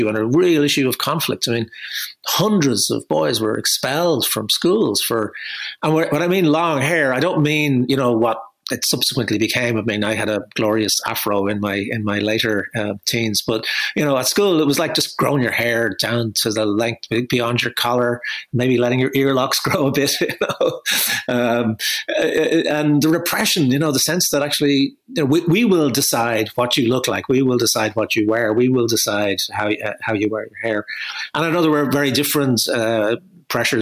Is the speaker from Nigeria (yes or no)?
no; Dublin, Leinster, Ireland; I grew up in Crumlin, the corporation housing estate, in the 1960s.